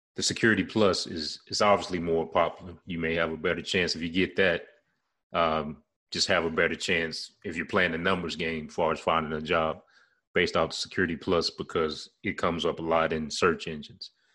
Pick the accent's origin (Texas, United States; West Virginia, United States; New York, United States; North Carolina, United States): North Carolina, United States; Charlotte; my hometown ward, the area I'm in now, uh, Charlotte, North Carolina